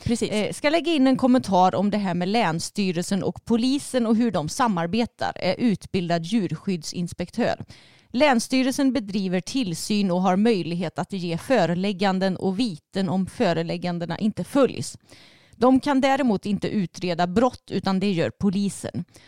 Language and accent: Swedish; Vara, Västra Götaland, Sweden; du och jag vi är ju uppvuxna i Vara, alltså i samhället.